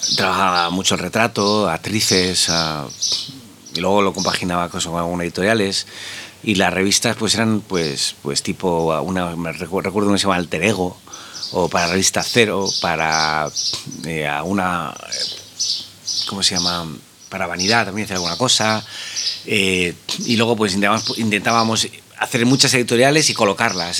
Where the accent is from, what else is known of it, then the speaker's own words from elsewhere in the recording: Madrid, Community of Madrid, Spain; yo soy madrileño, eh, he nacido aquí